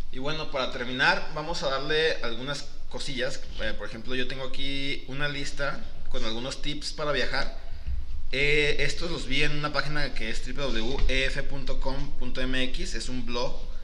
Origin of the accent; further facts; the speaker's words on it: Mexico; nosotros que somos de Latinoamérica, sabemos que si de por sí aquí en, en mismo en México hablamos diferente